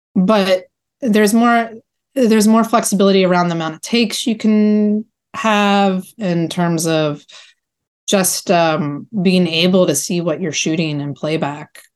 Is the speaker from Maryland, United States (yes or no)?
yes; Baltimore, Maryland, United States; I grew up in Baltimore